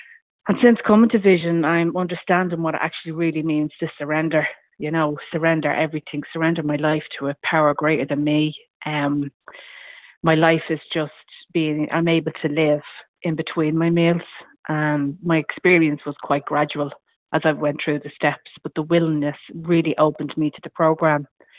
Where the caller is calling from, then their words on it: County Meath, Ireland; I'm ringing from County Meath in Ireland.